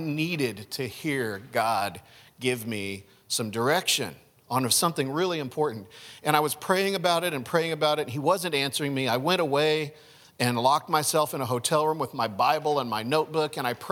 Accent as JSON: {"language": "English", "country": "United States", "said": "I am an American. I'm an American"}